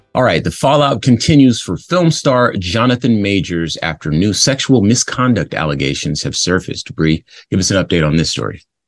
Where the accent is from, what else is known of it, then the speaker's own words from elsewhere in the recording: West Coast, United States; I grew up on the West Coast